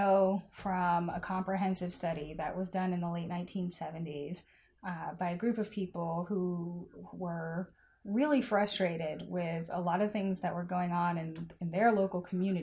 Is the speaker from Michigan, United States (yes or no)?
no; Arkansas, United States; I am from the Mississippi Delta region of Northeast Arkansas